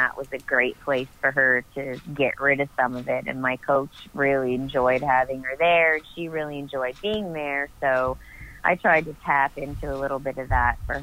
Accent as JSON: {"language": "English", "area": "Annapolis Valley", "region": "Nova Scotia", "country": "Canada", "tie": "born or raised there", "also_born_or_lived": "Yarmouth, Nova Scotia", "said": "I'm from the Annapolis Valley in Nova Scotia. Born and raised here."}